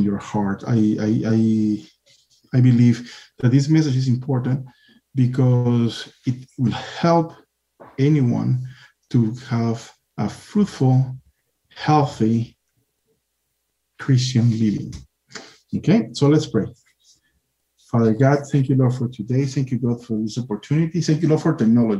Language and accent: English; Peru; I come from Peru. In Peru, we have the amen, hallelujah, after a prayer